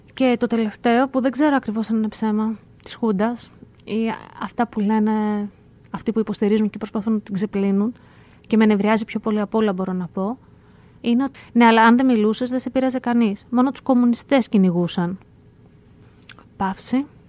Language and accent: Greek; Greece; ως Έλληνες